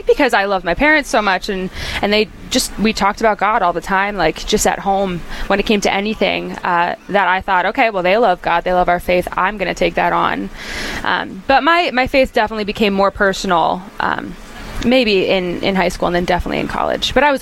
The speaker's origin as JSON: {"language": "English", "region": "North Carolina", "country": "United States", "moved": "as an adult", "lives_now": "Nashville, United States", "said": "I'm originally from North Carolina, which I love, and so I say y'all a lot. But I actually just moved to Nashville, Tennessee, last week"}